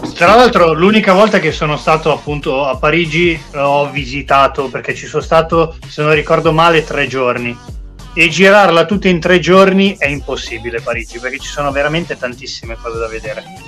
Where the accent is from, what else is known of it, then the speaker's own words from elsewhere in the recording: Milan, Lombardy, Italy; da milanese